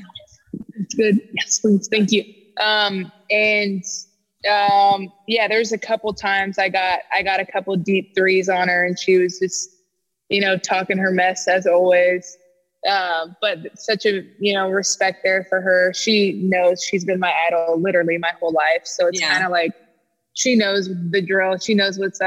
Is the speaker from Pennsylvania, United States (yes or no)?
no; Stockton, California, United States; I grew up in Stockton, which is like 30 minutes, Stockton, California, just 30 minutes from Sacramento